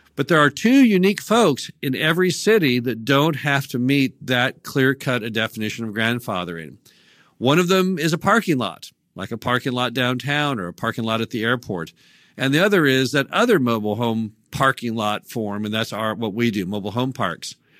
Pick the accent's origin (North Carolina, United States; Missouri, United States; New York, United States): Missouri, United States; my home state of Missouri